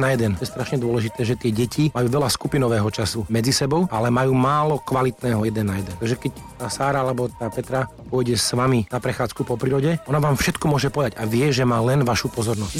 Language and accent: Slovak; Slovakia